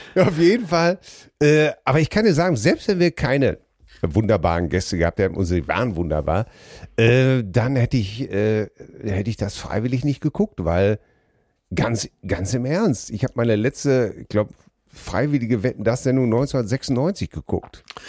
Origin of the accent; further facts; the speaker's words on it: Ruhr area, North Rhine-Westphalia, Germany; wir sind doch alle groß geworden im Ruhrgebiet